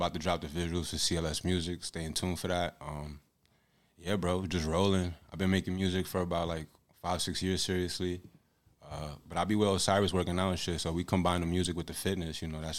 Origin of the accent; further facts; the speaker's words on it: New York City, New York, United States; I come from Washington Heights, New York. Dominican American, 30 years old.